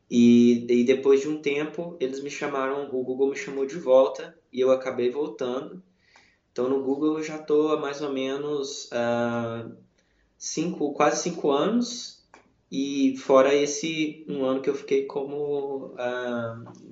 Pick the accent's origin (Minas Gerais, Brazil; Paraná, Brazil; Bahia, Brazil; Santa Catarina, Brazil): Minas Gerais, Brazil; Belo Horizonte; Nasci, cresci em Belo Horizonte, morei em Belo Horizonte minha vida inteira e mudei de Belo Horizonte tem apenas é, um pouco mais de um ano e meio.